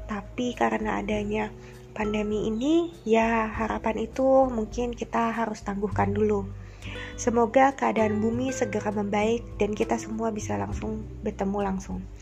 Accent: Bandung, West Java, Indonesia; posisi saya saat ini sedang di Bandung dan memang asalnya saya juga asli orang Bandung

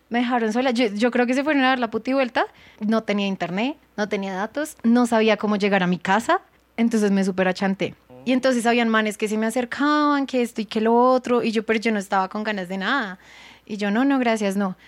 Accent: Colombia; moved away as an adult; now in Thailand; soy de Colombia

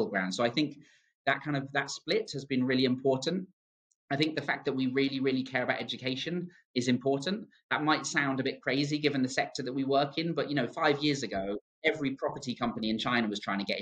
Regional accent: United Kingdom; I am British

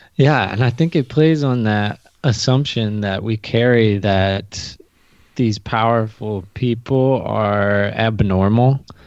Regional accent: United States; as an American watcher

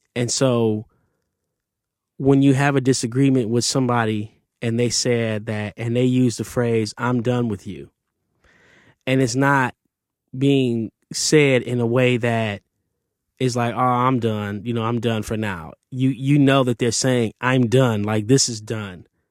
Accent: Detroit, Michigan, United States; growing up in Detroit, Canada was across the street

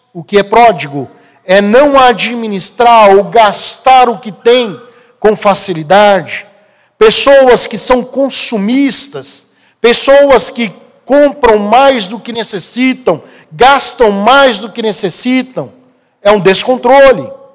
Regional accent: Brasília, Federal District, Brazil; eu cresci aqui no Guará

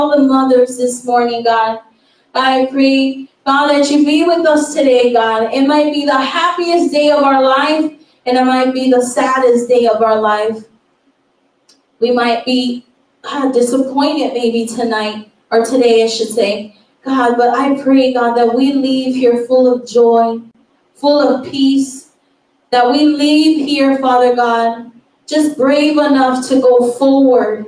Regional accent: Chicago, Illinois, United States; moved away; we are originally from Chicago, Illinois. We come from the windy, cold city of Chicago, Illinois

